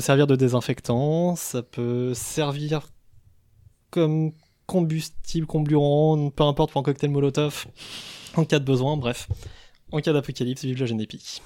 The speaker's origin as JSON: {"language": "French", "area": "Savoy", "region": "Auvergne-Rhône-Alpes", "country": "France", "said": "ce sont mes, origines qui me rappellent à l'ordre en cas d'apocalypse zombie, parce que je, je suis savoyard"}